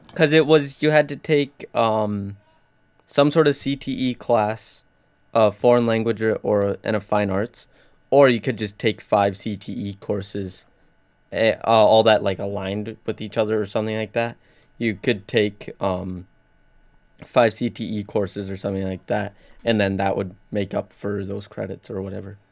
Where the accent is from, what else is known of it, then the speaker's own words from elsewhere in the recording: North Dakota, United States; I'm from North Dakota, not London